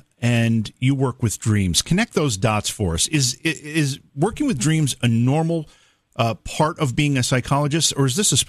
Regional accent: Oneonta, New York, United States; my hometown of Oneonta, New York, which is about 4 hours north of New York City.

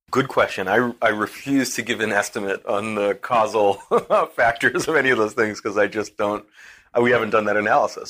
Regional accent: Boston, Massachusetts, United States; now in Newburgh, United States; I'm a Bostonian

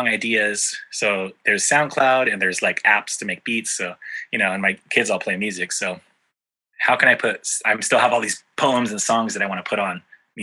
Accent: San Diego, California, United States; in San Diego, our hometown, in my home neighborhood where I grew up in North Park

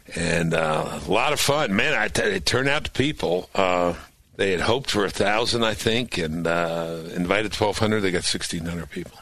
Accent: New York City, New York, United States; moved away; I grew up in New York

